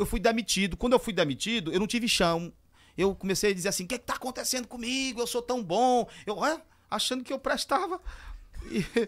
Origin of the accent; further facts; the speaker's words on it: Barras, Piauí, Brazil; nasci na Renovada, sou um barrense, terra natal é Barras.